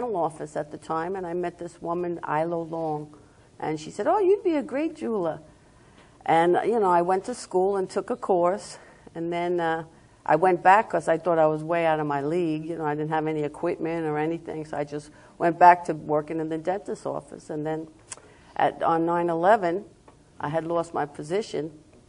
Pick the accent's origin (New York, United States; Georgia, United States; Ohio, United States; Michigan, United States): New York, United States; Long Island; accent: New York; moved away as an adult; now in Florida, United States; as everybody knows by my accent, I'm from Long Island, New York